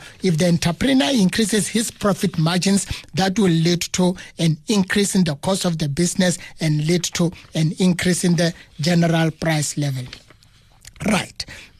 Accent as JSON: {"language": "English", "country": "South Africa", "said": "It means myself as a South African, I have to do what?"}